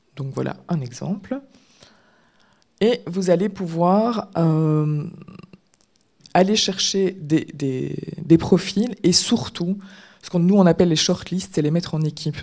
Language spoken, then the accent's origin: French; Belgium; on est belge